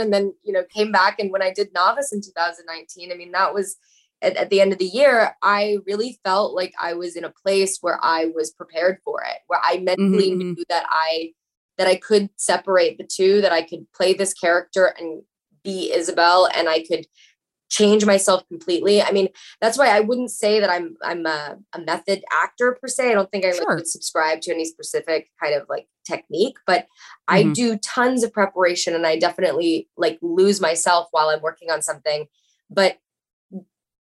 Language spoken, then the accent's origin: English; Atlanta, Georgia, United States; now in Los Angeles, United States; people that I knew when I grew up in Atlanta, Georgia, who think that I'm living in a multi-million dollar house